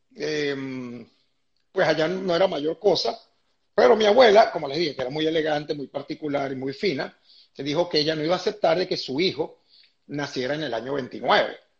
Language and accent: Spanish; Venezuela; moved away as an adult; nosotros salimos de Venezuela cuando mis hijas estaban en, primer año de bachillerato